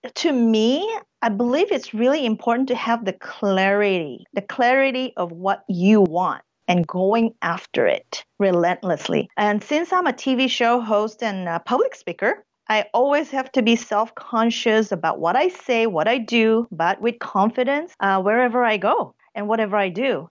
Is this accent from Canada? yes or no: no; Brunei; also born or lived in Saigon, Vietnam / South Korea; now in United States; the whole family moved to a small country of Brunei in Southeast Asia, and I grew up there for 12 years.